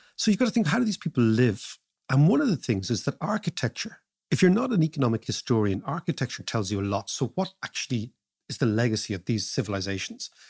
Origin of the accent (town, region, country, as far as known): Ireland